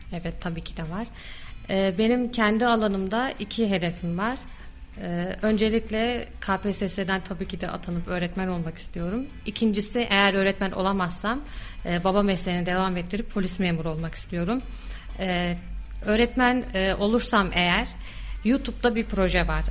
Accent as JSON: {"language": "Turkish", "region": "Kayseri Province", "country": "Turkey", "tie": "born or raised there", "also_born_or_lived": "Istanbul / Erzurum / Yozgat", "said": "İstanbul'da doğumluyum, Kayseri'de büyüdüm."}